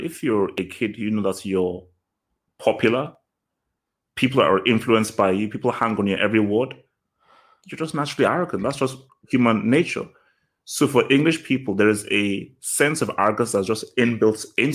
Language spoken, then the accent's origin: English; Nigeria; now in England; I was born here, but I grew up in Nigeria.